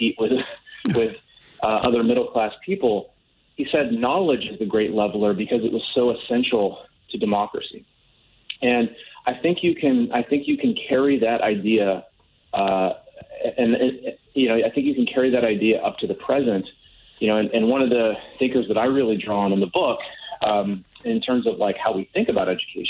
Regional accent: Wisconsin, United States; my home state of Wisconsin

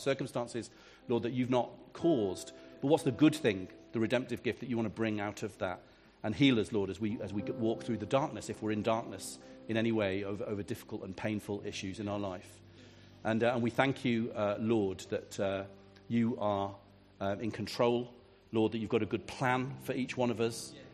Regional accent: England, United Kingdom; I'm a pastor from England

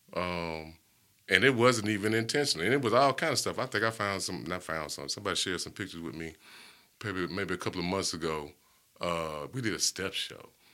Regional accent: Hewittown, Alabama, United States; also born or lived in Bessemer, Alabama; I grew up in Hewittown

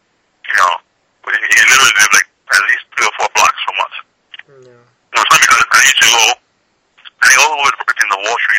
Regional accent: New York City, New York, United States; I was born and raised in New York, Queens, actually. Mm-hmm. I was born in, believe it or not, this place. You can look it up. It's called the French Hospital.

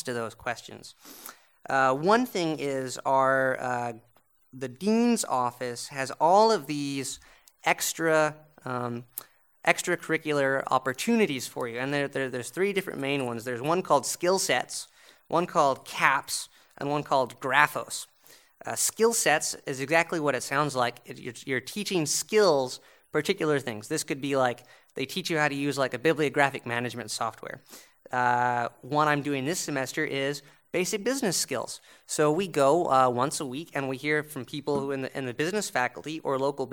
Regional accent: United States; moved away as an adult; now in Montreal, Canada; being the American at McGill

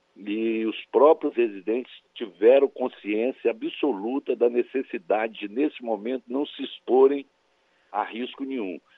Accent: Cristalina, Goiás, Brazil; Cristalina, que foi onde eu nasci lá em Goiás

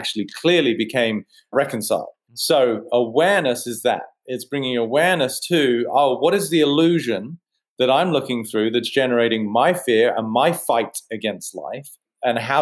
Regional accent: United Kingdom; I'm a mind architect and I'm British

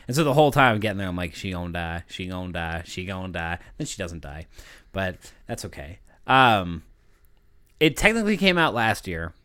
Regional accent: United States; I'm American

